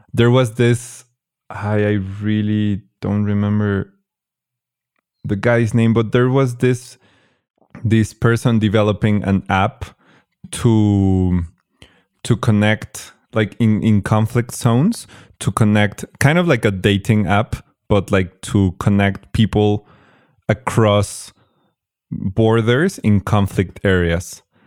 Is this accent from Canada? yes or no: no; Mexico; I was born in Mexico, I, I grew up here